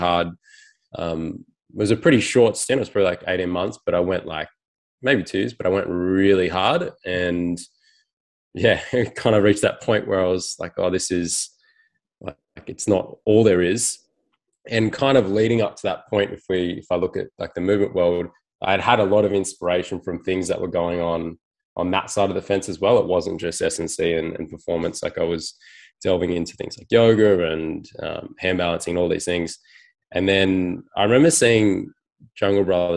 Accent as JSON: {"language": "English", "town": "Sydney", "region": "New South Wales", "country": "Australia", "tie": "born or raised there", "said": "I was in around Malabar, sort of Chifley area"}